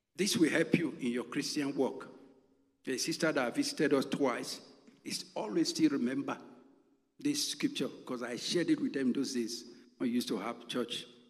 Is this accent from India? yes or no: no; Nigeria; moved away as an adult; I'm from Nigeria